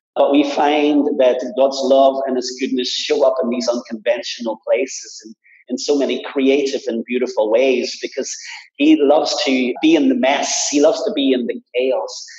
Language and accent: English; Belfast, Northern Ireland, United Kingdom; moved away; I was brought up in Belfast in the midst of a lot of tensions in church life